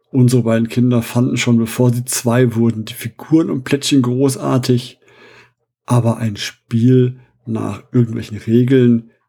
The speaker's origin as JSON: {"language": "German", "town": "Essen", "region": "North Rhine-Westphalia", "country": "Germany", "tie": "born or raised there", "said": "Ich bin gebürtiger Essener, der Heimat der, soweit ich weiß, größten Spielemesse in Europa."}